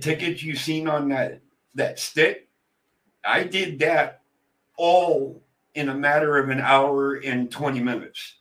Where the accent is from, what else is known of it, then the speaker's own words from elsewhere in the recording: Pennsylvania, United States; I was born and raised in Pennsylvania